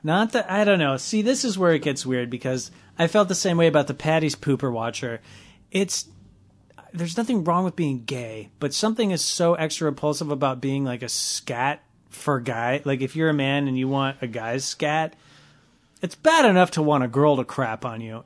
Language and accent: English; Los Angeles, California, United States; I grew up in the West Valley